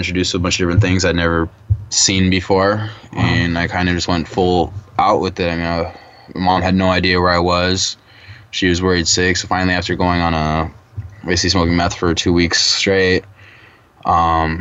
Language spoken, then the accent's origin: English; Santa Monica, California, United States; I grew up in Santa Monica. I went to Santa Monica High School, John Adams Middle School